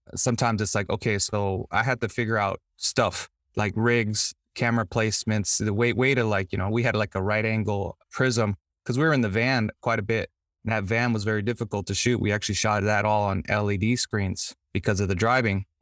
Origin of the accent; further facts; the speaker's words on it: Los Angeles, California, United States; I grew up in Compton and Watts, and in South Central Los Angeles